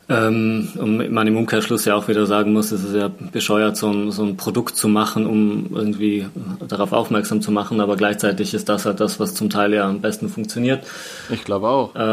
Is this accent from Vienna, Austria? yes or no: no; Tyrol, Austria; Ich erinnere mich noch in, in, in Tirol, wo ich aufgewachsen bin, hatte jemand früher einen, einen Pfau im Garten.